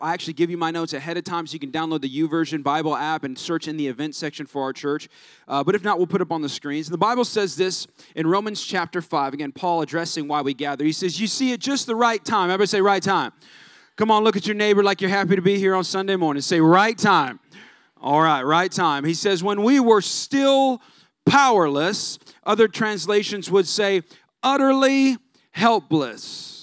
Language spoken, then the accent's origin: English; California, United States; now in San Antonio, United States; I'm not even from here. I'm from California